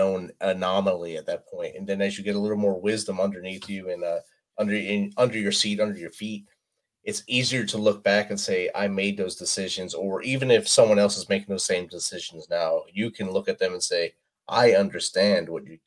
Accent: Jersey City, New Jersey, United States; moved away as an adult; also born or lived in the South (US); I'm from New Jersey, so Jersey City

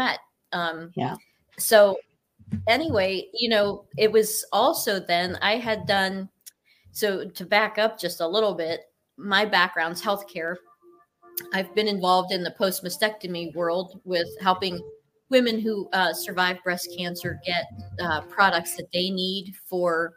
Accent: Cortland, Ohio, United States; born or raised there

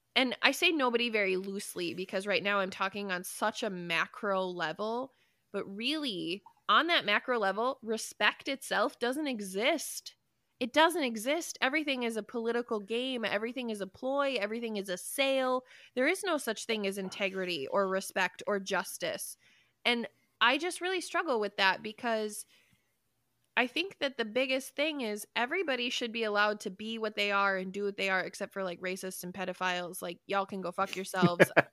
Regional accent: United States; I love being an American. I love this country

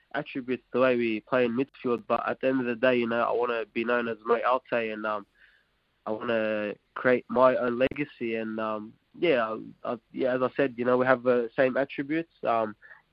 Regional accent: Australia; first language Arabic; now in Wellington, New Zealand; I'm Aussie and Iraqi.

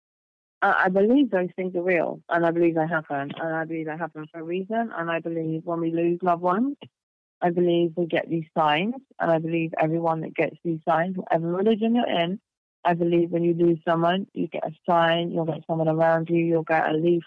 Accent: England, United Kingdom; I grew up in England

